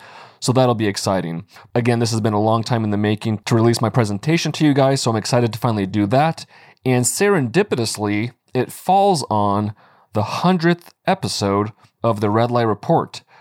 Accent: United States

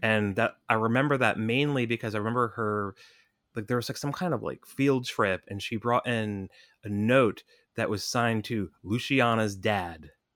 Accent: United States; in the suburbs of New York as, a, as a kid in, like, nineteen ninety-four

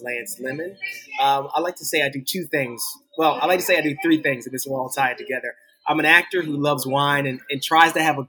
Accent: Mechanicsville, Virginia, United States; moved away as an adult; also born or lived in Hampton, Virginia / New York City; I was born in Hampton. My family was raised in Gloucester, Virginia. I grew up in Mechanicsville, Virginia, which is a little bit outside of Richmond. Went to Hanover High School. I ended up going to the University of Virginia. I moved to New York City in 2014

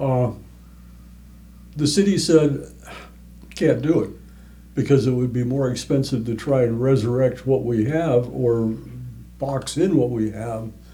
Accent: Minneapolis, Minnesota, United States; moved away as an adult; I grew up in Minneapolis.

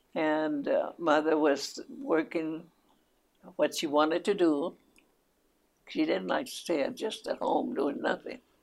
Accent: Peralta, New Mexico, United States; first language Spanish; English is a second language; also born or lived in Estancia, New Mexico / Los Lunas, New Mexico / Chama, New Mexico; I was born right here, right here, right just outside of Albuquerque, mm-hmm. about 15 miles from Albuquerque, and even a little town. It's still a village. It's incorporated. The name of it is Peralta, New Mexico

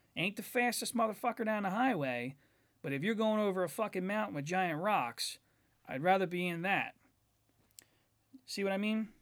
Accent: United States; I'm an American.

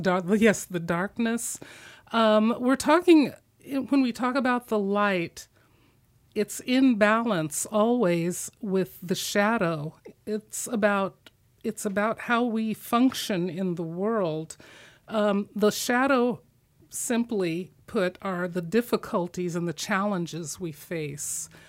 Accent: Midwest, United States; moved away; I was a Christian growing up in the Midwest.

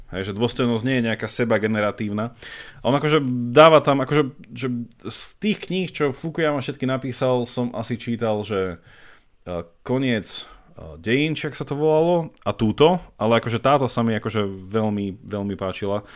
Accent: Slovakia; my sme proste Slováci

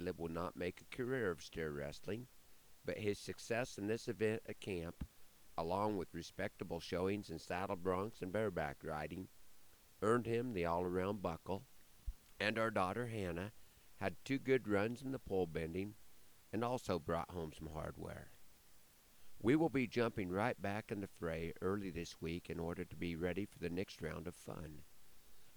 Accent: Broken Bow, Nebraska, United States; part of a show in my hometown

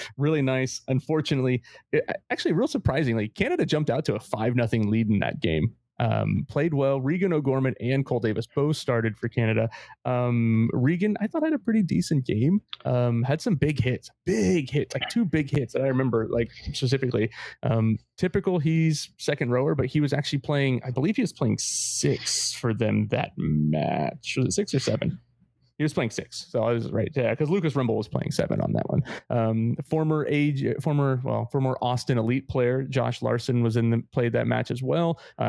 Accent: Wales, United Kingdom; I mean, as a Welshman, you could say your lads played well

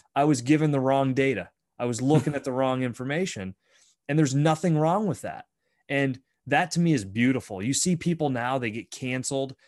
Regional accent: Bradford, Pennsylvania, United States; I grew up in Bradford. It's a very Roman Catholic town

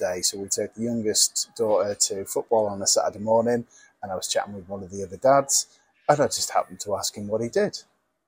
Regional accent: Lake District, North West England, United Kingdom; I'm from the Lake District.

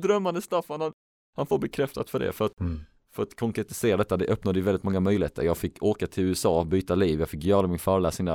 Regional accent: Helsingborg, Skåne, Sweden; Helsingborg som är min hemstad

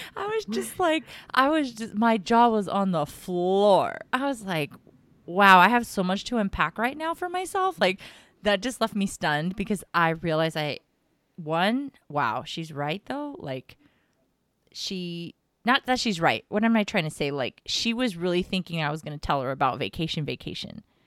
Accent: Texas, United States; I'm from Texas, and I've got family in SoCal

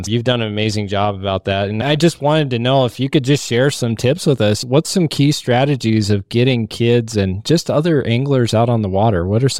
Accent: Cheyenne, Wyoming, United States; growing up in Cheyenne, Wyoming

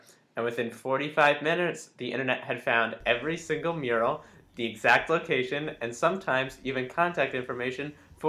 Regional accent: New Orleans, Louisiana, United States; by virtue of the fact that I'm from New Orleans

